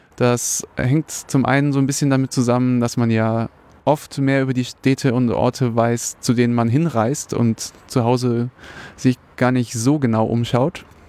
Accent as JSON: {"language": "German", "town": "Munich", "region": "Bavaria", "country": "Germany", "tie": "born or raised there", "said": "ich bin einfach nur ein äh, sehr interessierter interessiertes Münchner Kindle"}